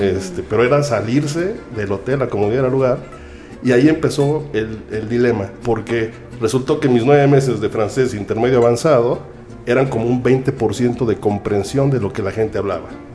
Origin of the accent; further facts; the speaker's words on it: Mexico City, Mexico; moved away as an adult; also born or lived in Ohio / Quebec; now in Canada; soy mexicano, tengo 41 años